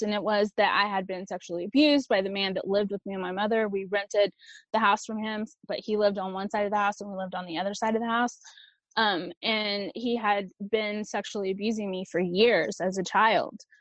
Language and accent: English; Texas, United States; first language Spanish; English is a second language; From the age of three until 15, I grew up in a small Texas rural town south of San Antonio.